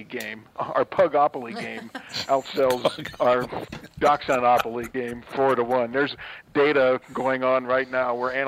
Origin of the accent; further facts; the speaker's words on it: Cincinnati, Ohio, United States; I'm from Cincinnati.